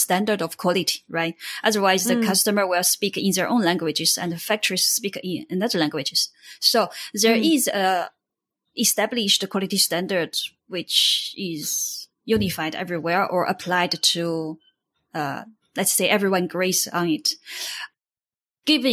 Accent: Hubei, China; moved away; also born or lived in Shenzhen / Shanghai / Cambodia; I come from China. My hometown is the middle of China, Hubei province.

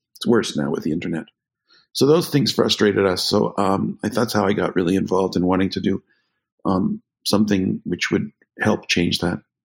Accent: Canada; I grew up in Canada

